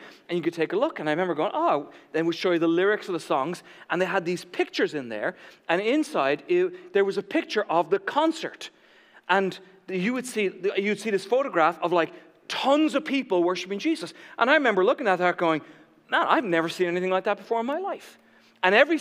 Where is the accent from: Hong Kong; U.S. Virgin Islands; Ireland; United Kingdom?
Ireland; moved away; growing up in Ireland